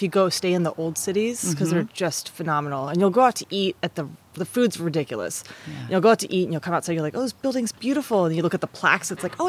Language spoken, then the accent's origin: English; California, United States; also born or lived in Michigan, United States / Virginia, United States; I moved around a lot. I was born in Michigan. I've lived throughout California, Northern and Southern California. I lived in Virginia a little bit as a kid.